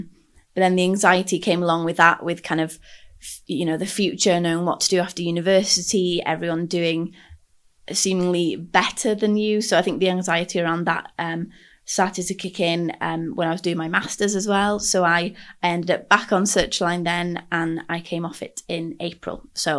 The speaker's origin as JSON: {"language": "English", "town": "Anglesey", "region": "Wales", "country": "United Kingdom", "moved": "as an adult", "lives_now": "Cardiff, United Kingdom", "said": "I am from Ynysmon, Anglesey, up in North Wales, and I moved down to Cardiff for university back in 2016 now"}